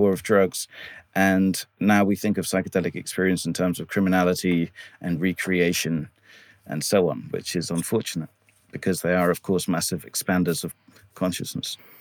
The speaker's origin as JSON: {"language": "English", "region": "England", "country": "United Kingdom", "tie": "born or raised there", "said": "I was brought up here in England mostly"}